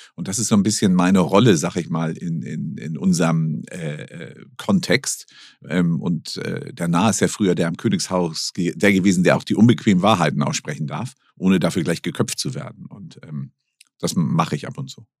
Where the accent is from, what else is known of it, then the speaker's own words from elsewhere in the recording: Hamburg, Germany; ich bin nun in Hamburg geboren